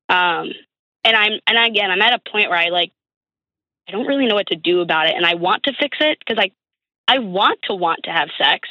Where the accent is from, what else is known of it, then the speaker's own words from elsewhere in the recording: Buffalo, New York, United States; moved away as an adult; now in Pittsburgh, United States; I'm actually originally from Buffalo